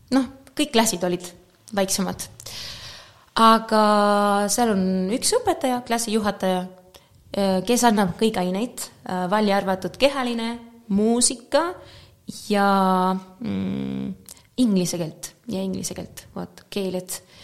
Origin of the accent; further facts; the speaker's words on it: Málaga, Andalusia, Spain; Estonian is a second language; moved away as an adult; also born or lived in Moscow, Russia / Estonia; mina olen pärit Malagast, e, mitte Marbellast, aga Malagast